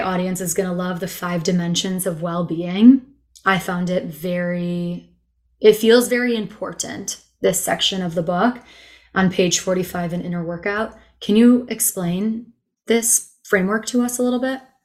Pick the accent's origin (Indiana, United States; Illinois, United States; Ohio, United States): Illinois, United States; Chicago; also born or lived in Israel; now in Austin, United States; growing up in Chicago, I took Spanish my whole life in school